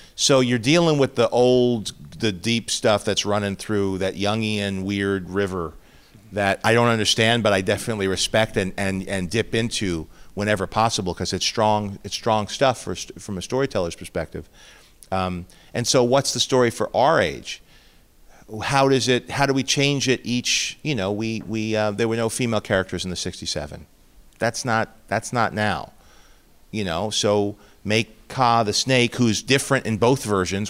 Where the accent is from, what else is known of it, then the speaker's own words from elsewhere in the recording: New York City, New York, United States; moved away; also born or lived in Chicago; growing up in Queens